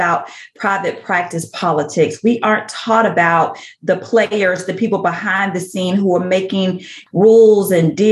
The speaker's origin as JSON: {"language": "English", "town": "Tuscaloosa", "region": "Alabama", "country": "United States", "tie": "born or raised there", "accent": "Southern", "moved": "yes", "lives_now": "Houston, United States", "said": "born and raised in Tuscaloosa, Alabama. So I am a true Southerner. I live in Houston"}